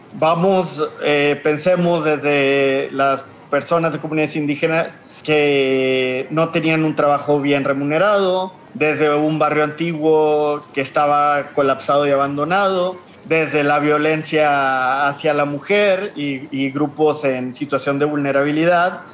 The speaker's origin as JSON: {"language": "Spanish", "town": "Monterrey", "region": "Nuevo León", "country": "Mexico", "said": "soy de Monterrey, Nuevo León. Creo que se me nota en el acento"}